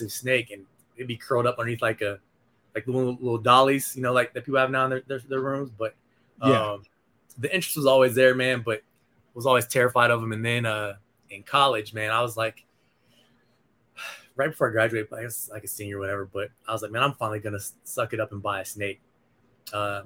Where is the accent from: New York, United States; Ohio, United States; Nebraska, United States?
Nebraska, United States; moved away as an adult; now in Arizona, United States; I grew up in Nebraska, man. I moved out to Arizona in 2003 after I graduated from college.